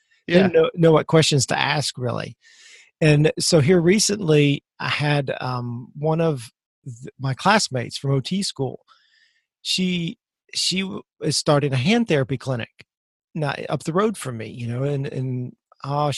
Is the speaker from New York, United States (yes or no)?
no; Missouri, United States; moved away; I'm from Missouri originally